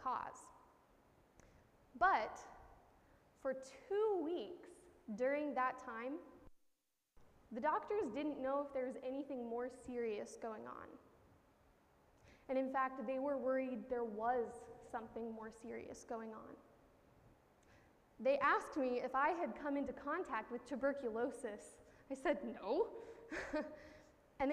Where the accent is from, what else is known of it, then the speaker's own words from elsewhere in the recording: Missouri, United States; moved away as an adult; now in Connecticut, United States; living out of my home state of Missouri for the first time